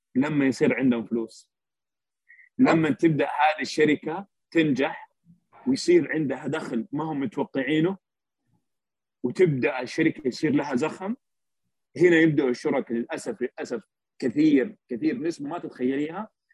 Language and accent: Arabic; Saudi Arabia; عندنا بالسعودية